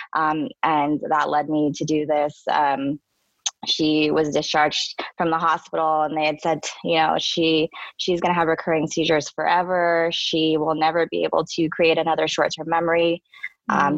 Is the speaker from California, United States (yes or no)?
yes; San Francisco, California, United States; I um, am born and raised in uh, San Francisco